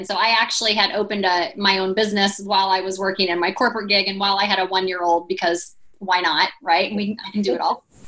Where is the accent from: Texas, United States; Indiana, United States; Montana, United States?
Indiana, United States